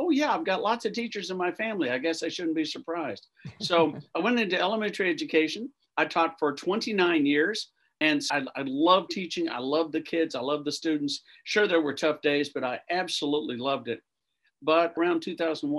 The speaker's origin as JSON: {"language": "English", "town": "Austin", "region": "Texas", "country": "United States", "tie": "born or raised there", "also_born_or_lived": "Tennessee / New Jersey", "said": "I was born in Austin, Texas"}